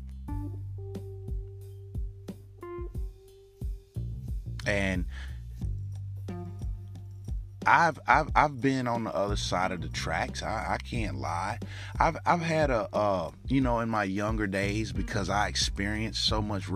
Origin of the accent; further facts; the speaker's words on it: United States; us as American people